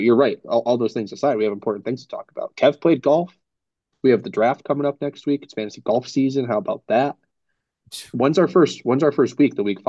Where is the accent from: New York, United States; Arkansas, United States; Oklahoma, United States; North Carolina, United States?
New York, United States; No, I'm from New York, New York.